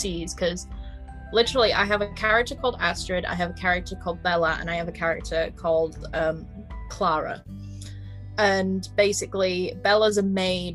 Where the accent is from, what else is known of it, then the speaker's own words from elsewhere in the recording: United Kingdom; accent: northern; the northernness of myself, embracing my northernness